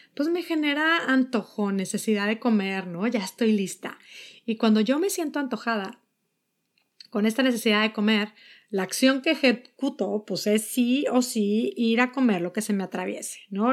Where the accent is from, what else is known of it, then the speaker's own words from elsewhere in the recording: Mexico; now in United States; soy mexicana, vivo en Estados Unidos